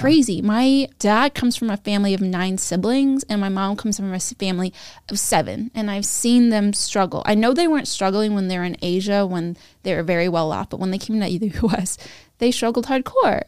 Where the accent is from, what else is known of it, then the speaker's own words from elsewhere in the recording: Sacramento, California, United States; I grew up near Johnny Carino's, which is, like, a fran-, an Italian franchise. in Sacramento